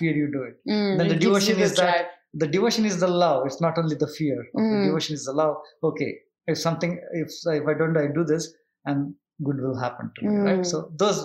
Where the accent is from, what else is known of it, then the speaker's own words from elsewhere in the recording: South Kanara, Karnataka, India; I come from South Canada, where we, Tulunad, they call it.